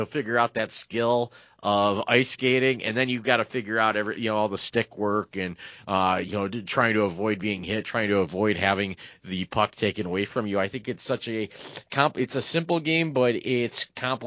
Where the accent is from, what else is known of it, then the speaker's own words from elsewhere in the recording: Northeast Ohio, United States; we didn't have a crew team or a crew club of any sort growing up in Northeast Ohio